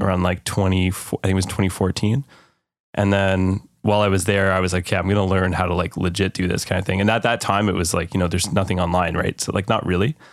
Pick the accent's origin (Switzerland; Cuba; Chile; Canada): Canada; as a Canadian